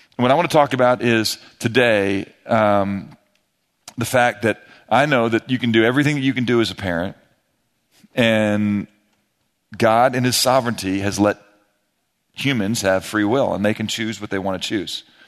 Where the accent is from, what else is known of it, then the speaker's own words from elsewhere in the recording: St. Louis, Missouri, United States; moved away as an adult; now in Texas, United States; I grew up in Saint Louis